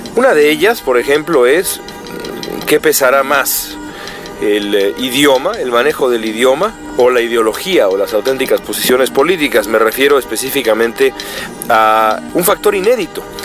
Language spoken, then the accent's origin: Spanish; Mexico City, Mexico; moved away as an adult; now in Los Angeles, United States; los aguaceros de mi infancia en la Ciudad de México